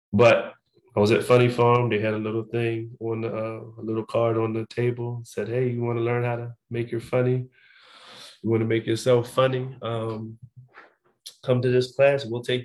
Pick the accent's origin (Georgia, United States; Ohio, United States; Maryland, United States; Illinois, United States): Maryland, United States; Annapolis; I'm originally from Baltimore, Maryland. I was raised in Annapolis, Maryland. But in Maryland, we moved around a lot.